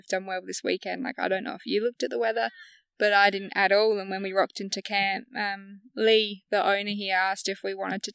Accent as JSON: {"language": "English", "area": "the Hills", "region": "South Australia", "country": "Australia", "tie": "born or raised there", "also_born_or_lived": "Morgan, South Australia", "said": "I grew up in the hills"}